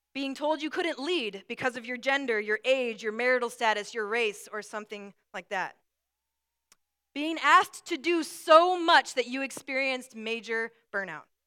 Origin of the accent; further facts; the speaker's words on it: Brooklyn Park, Minnesota, United States; also born or lived in Atlanta, Georgia; we moved to Minnesota from Atlanta, Georgia, and I was about six, five or six years old